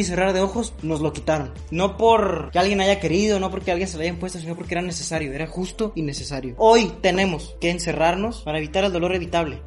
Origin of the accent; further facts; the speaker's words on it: Mexico; como mexicanos